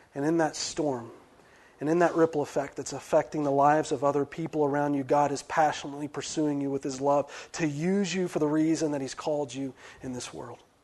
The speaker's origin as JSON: {"language": "English", "region": "West Virginia", "country": "United States", "said": "I'm from West Virginia"}